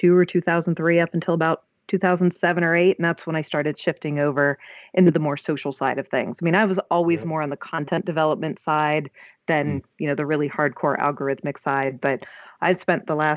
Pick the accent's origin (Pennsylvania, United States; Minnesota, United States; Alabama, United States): Pennsylvania, United States; Pittsburgh; I'm from Pittsburgh